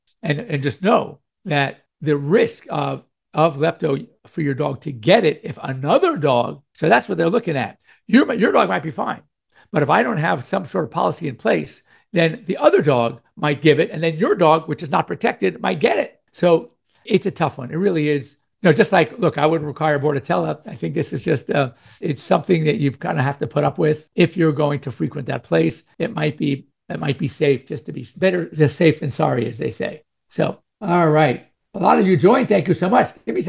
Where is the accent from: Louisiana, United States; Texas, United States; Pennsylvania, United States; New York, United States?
New York, United States; moved away; I'm from New York originally, but we moved to California in 1962.